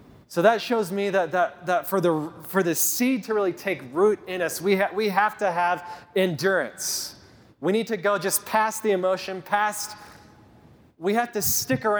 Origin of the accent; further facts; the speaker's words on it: Kit Carson, Colorado, United States; I grew up in Kit Carson, Colorado. We didn't move here till I was in ninth grade